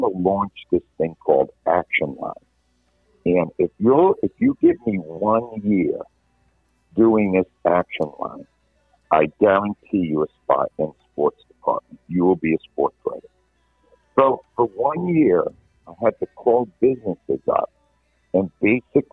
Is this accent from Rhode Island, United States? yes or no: yes; Providence, Rhode Island, United States; moved away as an adult; also born or lived in New York City / Philadelphia; my hometown paper, the Providence Journal